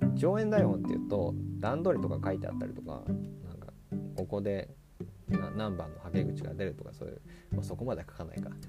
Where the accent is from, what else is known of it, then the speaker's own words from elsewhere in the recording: Miyagi, Japan; 僕が宮城県出身